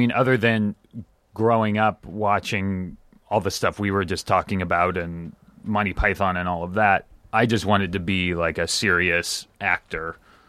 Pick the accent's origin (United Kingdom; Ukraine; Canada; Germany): Germany; moved away; Actually 100% I was born and raised in Germany and moved here